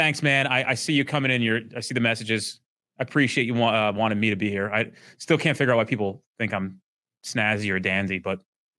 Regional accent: Orlando, Florida, United States; I'm from Orlando, Florida.

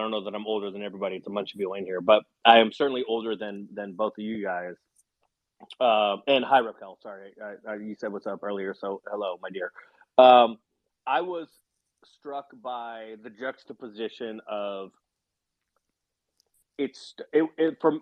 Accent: San Francisco, California, United States; I grew up a Warriors fan. I grew up in San Francisco, but I was a huge NBA fan

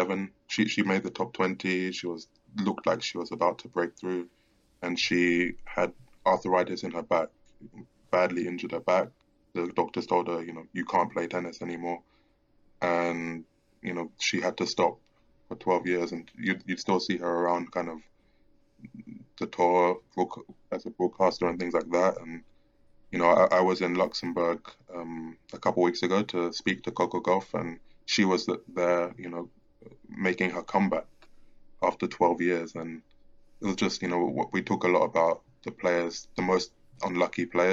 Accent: London, United Kingdom; I'm from London

